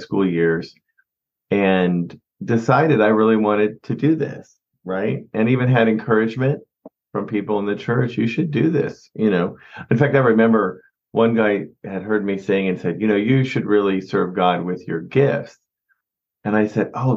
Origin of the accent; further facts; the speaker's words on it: Kansas City, United States; I'm from Kansas City. I grew up in Kansas City, where we are back now